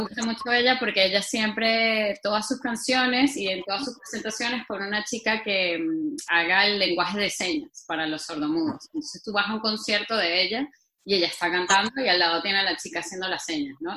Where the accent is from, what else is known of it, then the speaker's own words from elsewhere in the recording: Venezuela; moved away as an adult; now in Spain; soy venezolana y no, no entra en mi ADN pronunciar